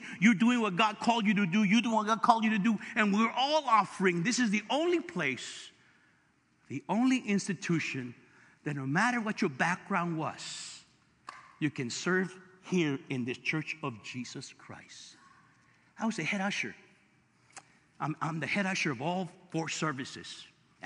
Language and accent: English; Los Angeles, California, United States; I'm from East LA.